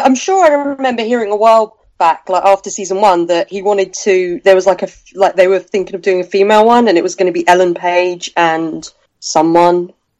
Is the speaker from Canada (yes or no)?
no; United Kingdom; Me from the UK.